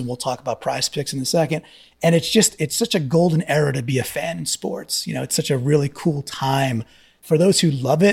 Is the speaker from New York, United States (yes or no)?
yes; Long Island, New York, United States; As a Long Island kid